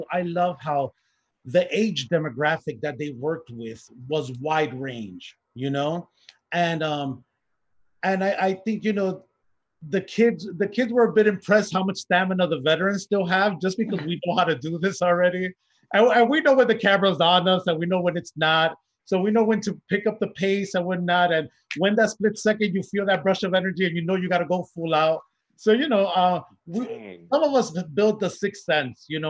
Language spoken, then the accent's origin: English; Chicago, Illinois, United States; I'm Puerto Rican from Chicago.